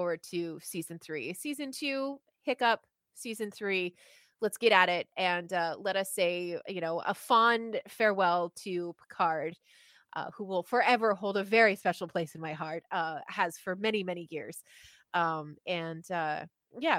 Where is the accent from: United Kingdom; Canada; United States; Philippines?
Canada; moved away; as a Canadian